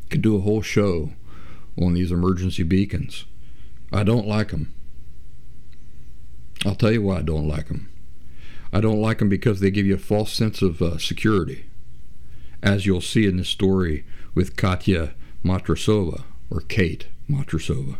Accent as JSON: {"language": "English", "region": "Appalachia", "country": "United States", "also_born_or_lived": "Boston area / Philadelphia", "moved": "yes", "said": "I'm from Appalachia"}